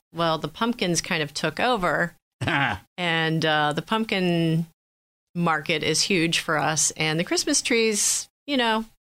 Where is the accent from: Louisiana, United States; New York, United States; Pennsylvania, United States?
Pennsylvania, United States; Harrisburg; moved away as an adult; I grew up actually down in Harrisburg, Pennsylvania area.